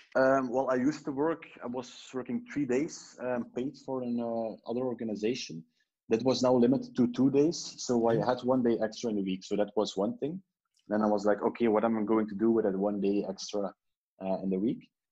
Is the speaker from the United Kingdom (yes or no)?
no; Ghent, Flanders, Belgium; also born or lived in Brussels; I was from Ghent